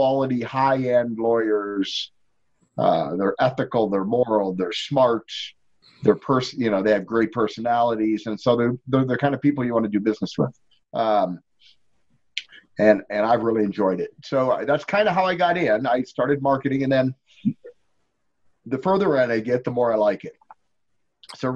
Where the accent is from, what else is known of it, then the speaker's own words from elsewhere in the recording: Detroit, Michigan, United States; moved away as an adult; now in Colorado Springs, United States; I grew up in Detroit, Michigan